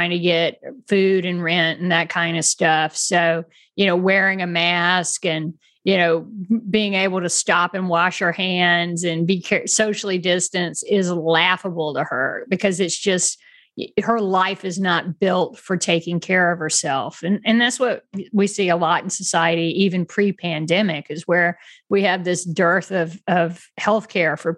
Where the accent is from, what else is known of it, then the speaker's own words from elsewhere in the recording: United States; as an American. I mean, I was raised to like, we're all in this together